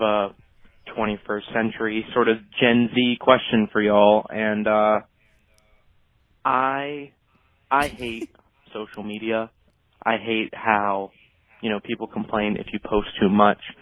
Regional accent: Virginia, United States; I'm from Virginia

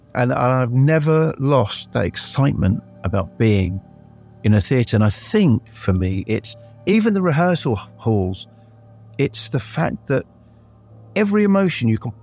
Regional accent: Guildford, South East England, United Kingdom; growing up in Guildford

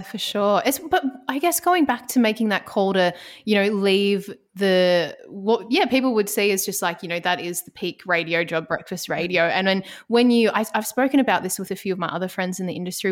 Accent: Ballarat, Victoria, Australia; now in Melbourne, Australia; I'm originally from Ballarat

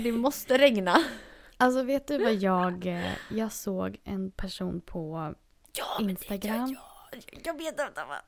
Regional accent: Sweden; moved away as an adult; now in Los Angeles, United States; jag är svensk

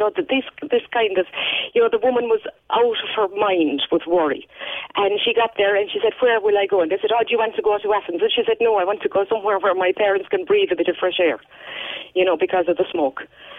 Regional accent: Munster, Ireland; I'm from Kerry.

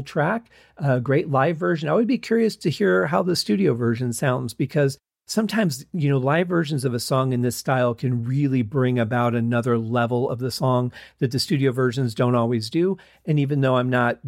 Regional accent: United States; I'm coming from America.

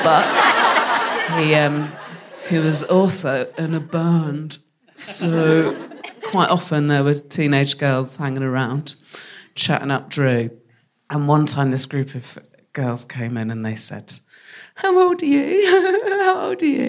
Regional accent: West Country, South West England, United Kingdom; moved away as an adult; I'm from the West Country, so started drinking when I was 12.

